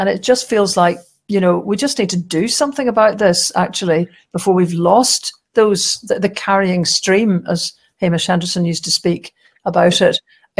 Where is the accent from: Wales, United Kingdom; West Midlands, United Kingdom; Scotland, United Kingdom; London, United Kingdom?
West Midlands, United Kingdom; Wolverhampton; born there; I mean, I was born in Wolverhampton. I have no idea why.